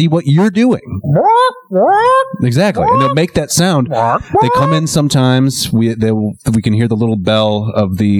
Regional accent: United States; now in Iceland; as an American growing up

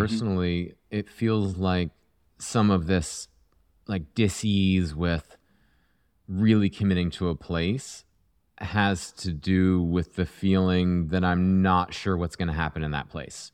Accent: Vermont, United States; moved away; I grew up in Vermont

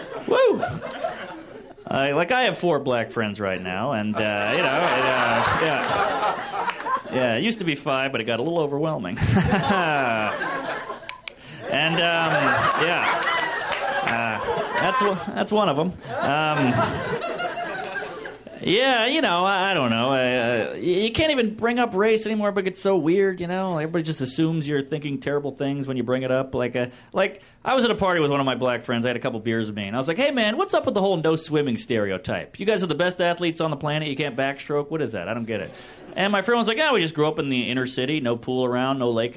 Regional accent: the South, United States; I grew up in the South

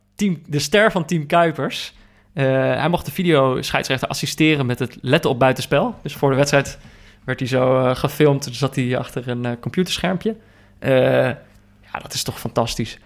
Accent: Netherlands; als Nederlander

